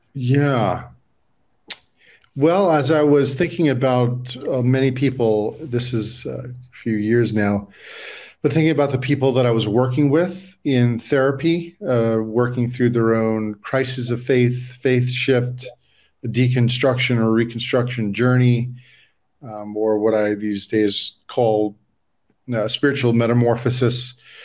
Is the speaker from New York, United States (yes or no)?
yes; New York, United States; now in San Diego, United States; I'm from New York originally